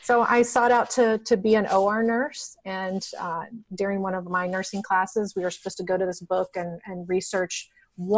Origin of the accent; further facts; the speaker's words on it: Dayton, Ohio, United States; I was born in Dayton, Ohio